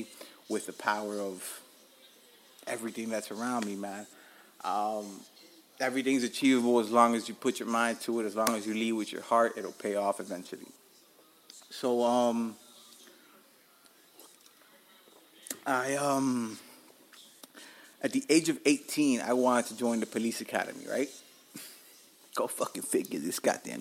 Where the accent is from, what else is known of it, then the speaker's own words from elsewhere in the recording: Hialeah, Florida, United States; also born or lived in Allapattah, Miami; I'm from Alapata, I'm from Hialeah, I'm from Dade County.